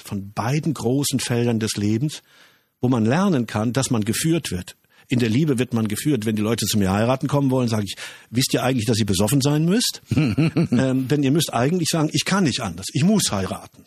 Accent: Germany; Wir Deutschen

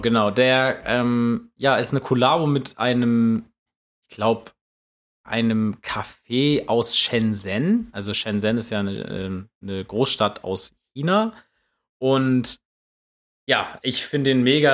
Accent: Germany; als Deutscher

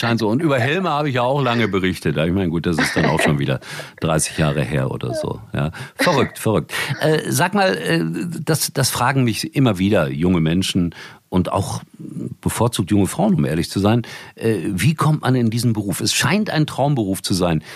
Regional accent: Gelsenkirchen, North Rhine-Westphalia, Germany; Ich komme aus Gelsenkirchen

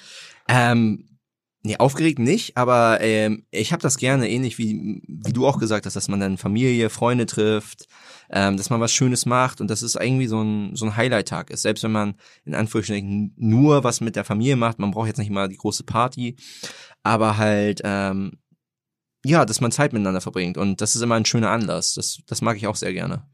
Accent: Germany; also born or lived in Greifswald; now in Hamburg, Germany; also ich bin in Hamburg geboren, äh, dann mhm. hier vor den Toren Hamburgs aufgewachsen

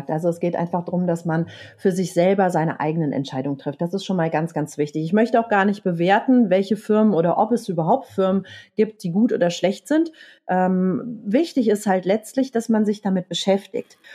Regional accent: Rhineland, Germany; Ich bin Rheinländerin, mein Herz liegt auf der Zunge. Ich habe es dann in Franken Gott sei Dank nicht ausgesprochen.

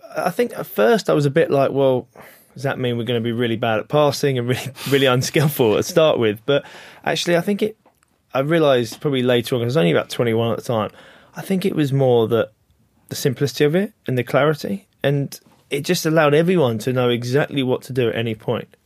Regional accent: England, United Kingdom; as an English guy

